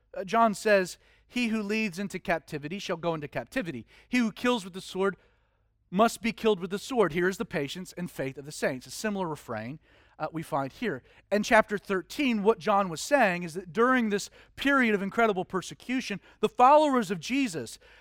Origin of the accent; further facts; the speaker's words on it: Georgia, United States; being born and raised in Georgia is that you're forced into Atlanta Hawks and Falcons